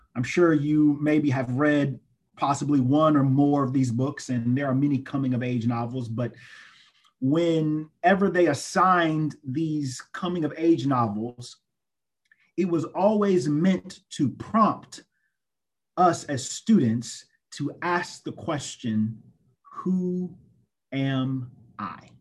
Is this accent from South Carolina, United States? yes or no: yes; Greenville, South Carolina, United States; I'm originally from Greenville, South Carolina, and I went to the wonderful, excellent Greenville Senior High School